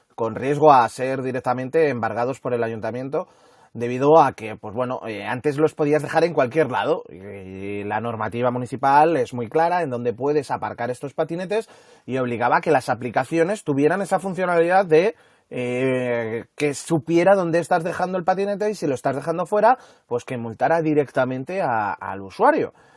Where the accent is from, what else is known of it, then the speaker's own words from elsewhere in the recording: Madrid, Community of Madrid, Spain; en Madrid somos un poco kamikazes al volante